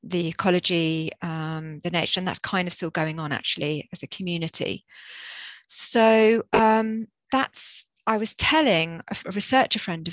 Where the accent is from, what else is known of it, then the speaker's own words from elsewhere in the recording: Jersey; moved away as an adult; now in Bristol, United Kingdom; this was before we came to Bristol. I'm from Jersey. We were living in Jersey.